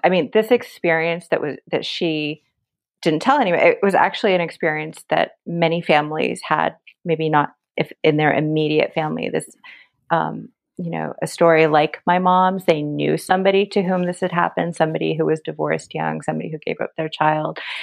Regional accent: United States; growing up in America

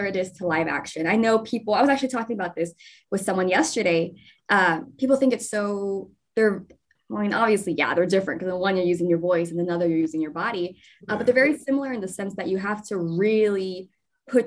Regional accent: Dallas, Texas, United States; moved away; I started with modeling back in Texas, because I'm originally from Dallas, Texas

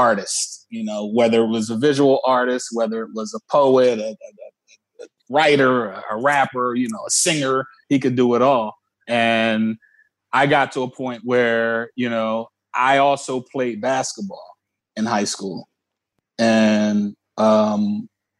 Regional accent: Philadelphia, Pennsylvania, United States; So my first 6 years of my life, I lived in South Philly with Tariq's grandma.

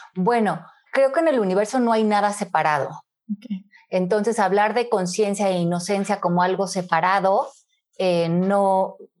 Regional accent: Mexico City, Mexico; moved away as an adult; also born or lived in Miami; nací en la Ciudad de México, en 1970. Eh, crecí en México hasta los 27 años, que me mudé por un trabajo a Miami

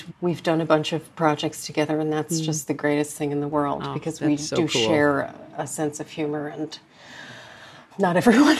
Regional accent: United States; But also as an American, it's like our collective way of processing so many things.

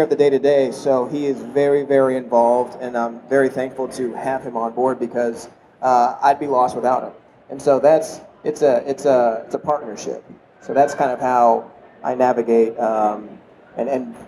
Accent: Vermont, United States; I was born in Vermont

